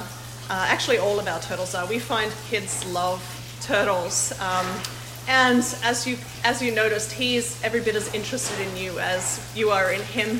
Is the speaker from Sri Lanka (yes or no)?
no; Australia; now in Wisconsin, United States; I grew up in Australia